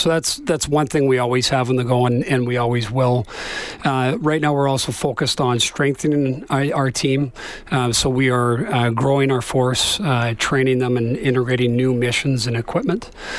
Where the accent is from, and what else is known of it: Canada